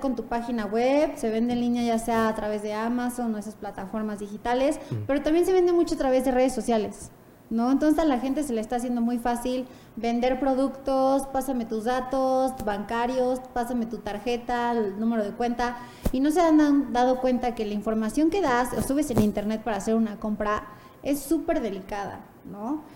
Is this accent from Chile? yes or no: no; Puebla, Mexico; moved away; also born or lived in Santa Fe, Mexico City; nací y crecí en Puebla, estudié en Puebla